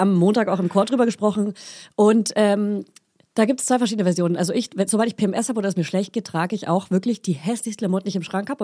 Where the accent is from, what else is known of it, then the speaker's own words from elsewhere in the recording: Hof, Bavaria, Germany; moved away; in meiner Heimatstadt in Hof